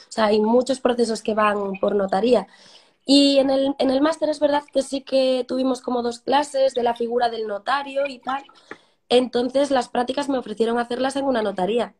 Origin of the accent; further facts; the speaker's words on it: Cambados, Galicia, Spain; moved away as an adult; also born or lived in A Coruña; now in Madrid, Spain; soy de Cambados, un pueblecito de, la provincia de Pontevedra